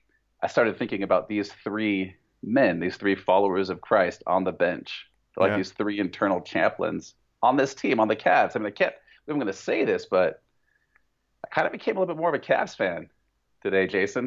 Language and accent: English; Oakland, California, United States; I'm from Oakland.